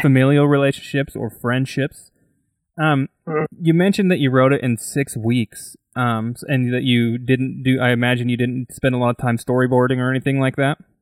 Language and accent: English; Idaho, United States